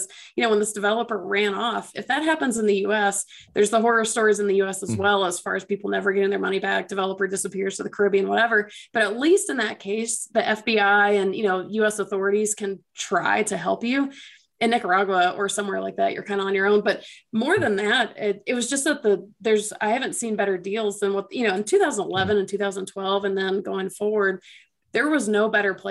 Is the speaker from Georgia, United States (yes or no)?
yes; Atlanta, Georgia, United States; I'm from Atlanta originally